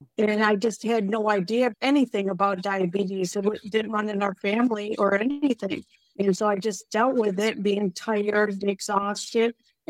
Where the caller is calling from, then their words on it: Bellingham, Washington, United States; Bellingham, Washington.